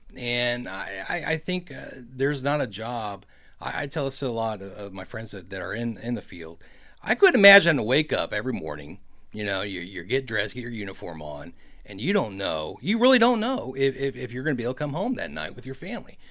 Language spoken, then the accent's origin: English; Kansas City, Missouri, United States; my hometown of Kansas City